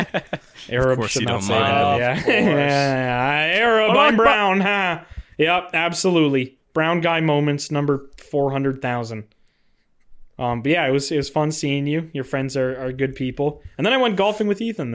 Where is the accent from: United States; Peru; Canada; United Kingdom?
Canada; I'm from Canada